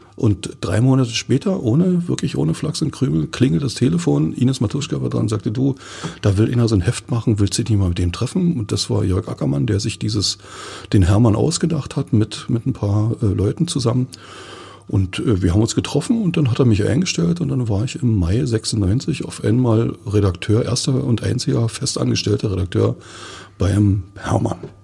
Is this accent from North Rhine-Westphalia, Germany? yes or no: no; Forst, Brandenburg, Germany; Ich bin ja gebürtiger Forster